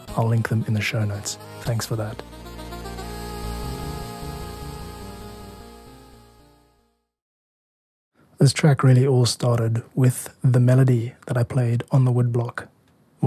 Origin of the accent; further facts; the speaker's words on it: South Africa; I grew up in South Africa